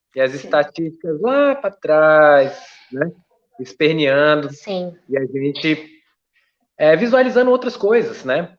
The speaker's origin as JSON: {"language": "Portuguese", "town": "Brasília", "region": "Federal District", "country": "Brazil", "tie": "born or raised there", "said": "eu sou aqui do DF"}